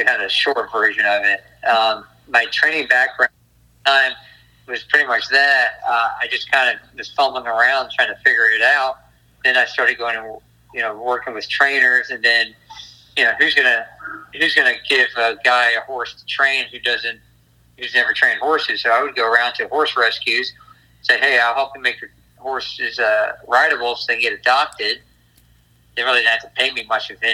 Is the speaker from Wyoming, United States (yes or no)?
no; South Florida, United States; I grew up in South Florida.